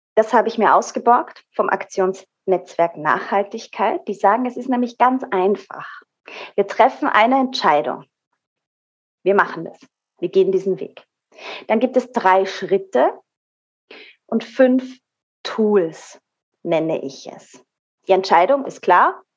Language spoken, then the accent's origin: German; Austria; hier bei uns in Österreich